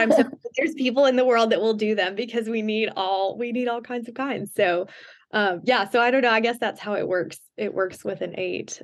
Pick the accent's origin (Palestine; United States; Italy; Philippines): United States; the South; I grew up in the South